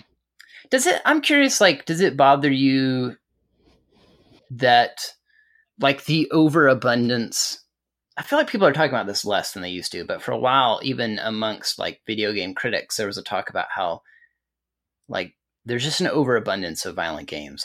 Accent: Amarillo, Texas, United States; I grew up in Amarillo

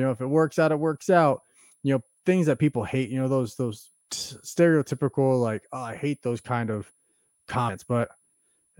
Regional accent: New England, United States; us growing up in New England, we got plastered with Tom Brady

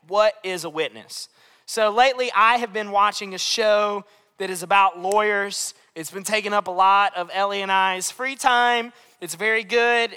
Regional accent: London, United Kingdom; I'm 19 and I'm from West London.

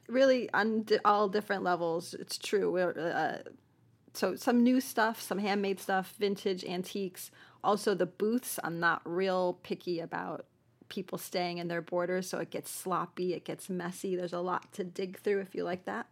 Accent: Buffalo, New York, United States; moved away as an adult; also born or lived in Manhattan, New York / Tucson, Arizona; now in Wichita Falls, United States; from Buffalo

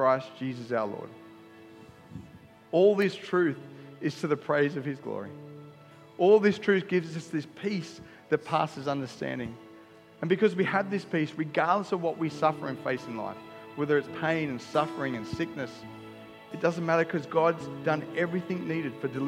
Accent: Australia; I'm an Aussie too.

